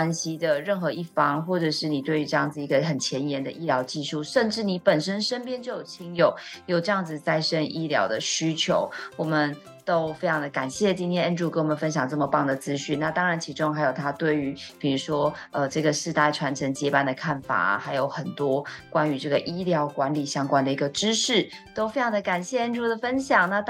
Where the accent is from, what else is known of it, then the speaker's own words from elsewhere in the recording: Taiwan; 我身为台湾人